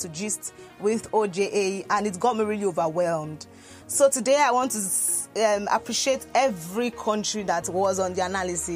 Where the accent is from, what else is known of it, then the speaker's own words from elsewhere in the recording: Lagos, Nigeria; I was born in Lagos, schooled in Lagos, did everything from Lagos